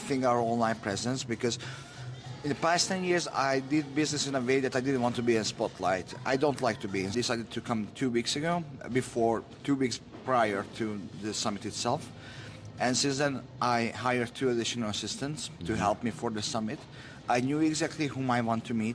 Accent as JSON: {"language": "English", "country": "Hungary", "tie": "born or raised there", "moved": "yes", "lives_now": "Sweden", "said": "I was born in Eastern Europe, in Hungary"}